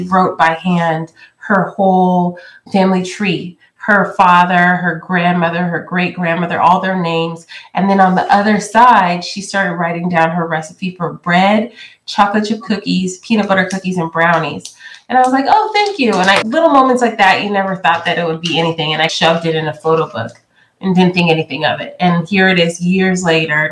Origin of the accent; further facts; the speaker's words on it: California, United States; I grew up in California because that's where my father relocated after college